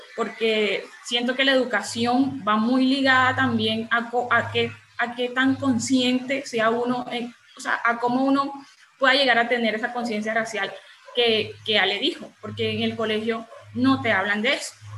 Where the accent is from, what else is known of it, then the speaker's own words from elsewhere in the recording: María La Baja, Bolívar, Colombia; Soy de, una región de Bolívar, en el Caribe, eh, de María la Baja, Bolívar